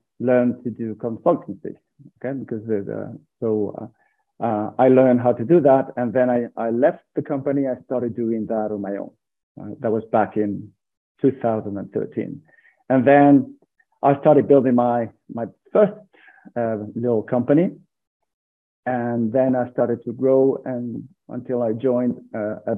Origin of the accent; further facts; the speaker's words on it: San Sebastian, Basque Country, Spain; now in Burgos, Spain; I'm from Spain. I was born in a small city of Spain called San Sebastian.